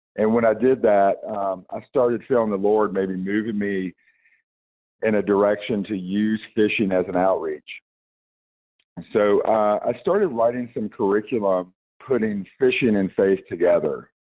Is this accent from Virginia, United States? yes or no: yes; Roanoke, Virginia, United States; also born or lived in Salem, Virginia; I am from a, uh, an area called Roanoke, Virginia